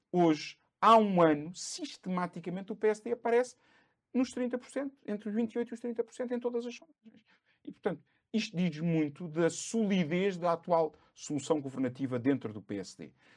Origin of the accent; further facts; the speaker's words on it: Cascais, Lisbon, Portugal; E Cascais preenche-me ainda mais. Foi onde eu nasci, onde eu fui criado